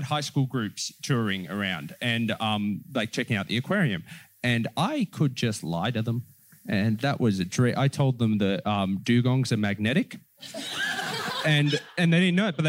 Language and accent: English; Penrith, New South Wales, Australia; my growing up around Penrith